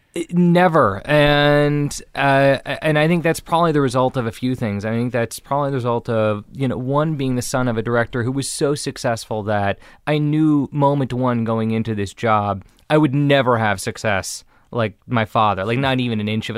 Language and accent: English; Beverly Hills, California, United States; I grew up in Beverly Hills, the son of a famous director